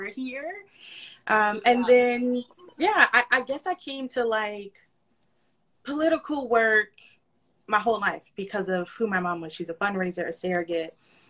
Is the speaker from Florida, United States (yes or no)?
yes; North Florida, United States; also born or lived in Los Angeles; Born and raised in North Florida. And then I moved to South Florida. I moved to LA, was there for like 2-3 years. And then I moved to South Florida